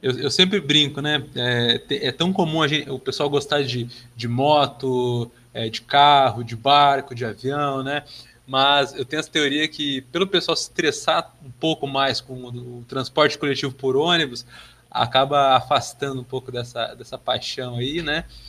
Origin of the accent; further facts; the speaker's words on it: Passo Fundo, Rio Grande do Sul, Brazil; now in Santa Catarina, Brazil; sou natural de Passo Fundo